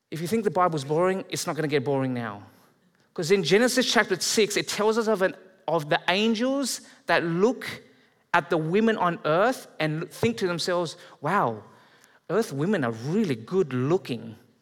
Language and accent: English; Australia; moved away as an adult; now in Canada; I'm Australian, but I'm, I'm moving here. I'm marrying a Canadian